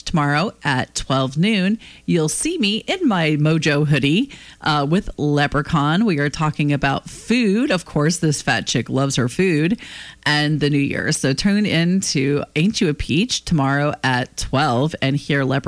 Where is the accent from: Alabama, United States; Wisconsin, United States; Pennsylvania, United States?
Pennsylvania, United States; my home state of Pennsylvania